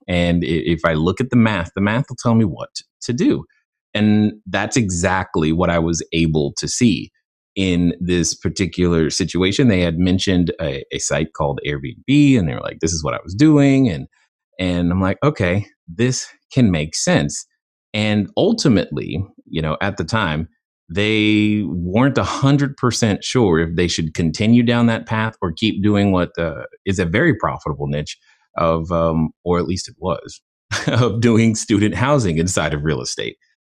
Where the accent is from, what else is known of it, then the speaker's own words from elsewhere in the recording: Germany; moved away; growing up in Germany. I didn't really have exposure to the same comic books uh, that most uh, Americans did